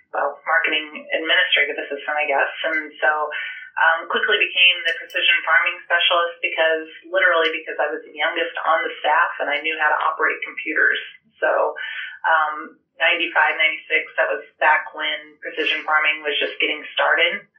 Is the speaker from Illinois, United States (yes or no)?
yes; Murrayville, Illinois, United States; I grew up in Morgan County in a small ag community called Murrayville, Illinois, a town of 550 people, I think. So um, we lived on my grandpa's farm.